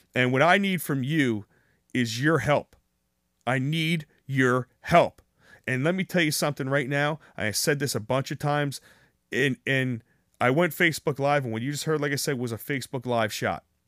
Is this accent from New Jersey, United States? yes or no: yes; New Jersey, United States; I'm from New Jersey